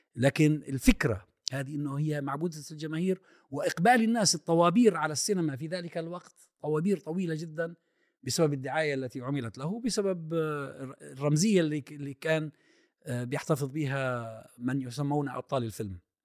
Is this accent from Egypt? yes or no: no; Kuwait; moved away; أنا نشأت في الكويت